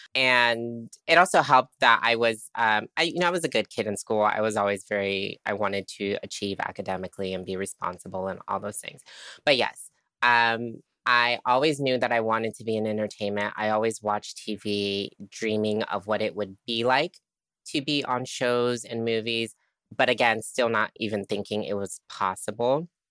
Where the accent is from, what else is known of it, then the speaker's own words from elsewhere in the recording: Tampa, Florida, United States; I grew up in, um, what I call Trampa. sorry, people from Tampa. Um, Tampa, Florida